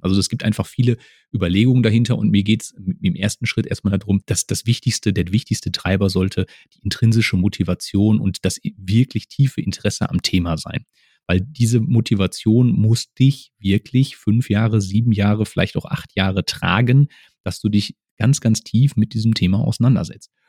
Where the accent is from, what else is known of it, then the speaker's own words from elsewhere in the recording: Essen, North Rhine-Westphalia, Germany; moved away as an adult; also born or lived in Dortmund / Böblingen; ich bin ein Kind des Ruhrgebiets, ich komme aus Essen